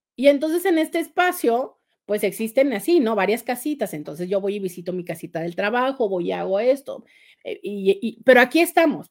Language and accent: Spanish; Tijuana, Baja California, Mexico